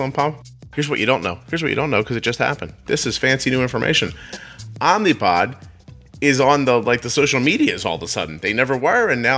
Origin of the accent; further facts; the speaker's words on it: Northeast, United States; accent: Northeast; my Northeast accent